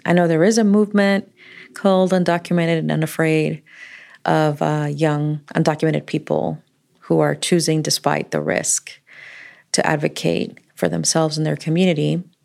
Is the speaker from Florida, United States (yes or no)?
yes; Florida, United States; the community that we grew up with in Florida.